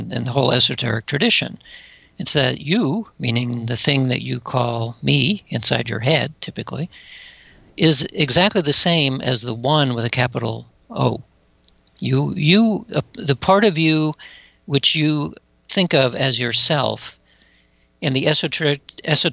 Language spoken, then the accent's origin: English; Atlanta, Georgia, United States; I grew up in Atlanta, Georgia